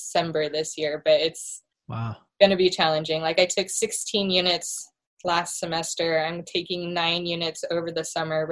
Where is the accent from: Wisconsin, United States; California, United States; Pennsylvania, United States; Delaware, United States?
California, United States; Santa Barbara; growing up in Santa Barbara, being right next to the ocean, I've always been an ocean girl.